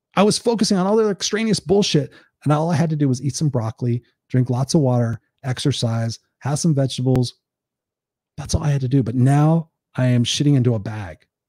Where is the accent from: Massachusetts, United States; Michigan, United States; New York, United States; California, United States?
California, United States; Anaheim; also born or lived in Inglewood, Los Angeles; I grew up there for the first five or six years of my life in a predominantly black neighborhood. Moved to Anaheim